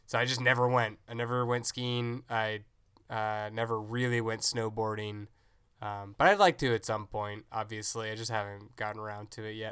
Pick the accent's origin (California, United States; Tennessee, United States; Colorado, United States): Tennessee, United States; growing up in Tennessee